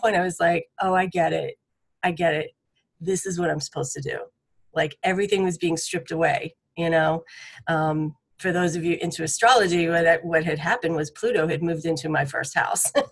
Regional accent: Boston, Massachusetts, United States; moved away as an adult; now in Nashville, United States; I'm from Boston originally. And so I've been here about 20 years now

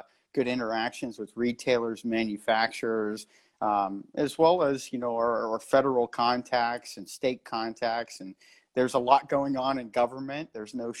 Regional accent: Erie, Pennsylvania, United States; moved away as an adult; now in Washington, D.C., United States; I've been in my hometown of Erie, Pennsylvania for the past few weeks

